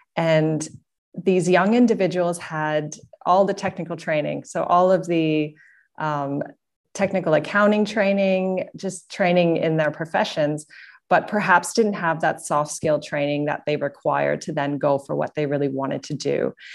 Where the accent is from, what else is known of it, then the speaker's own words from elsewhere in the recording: Canada; moved away as an adult; also born or lived in Singapore; now in Sydney, Australia; I'm based out of Sydney, Australia. And, um, I come from Canada.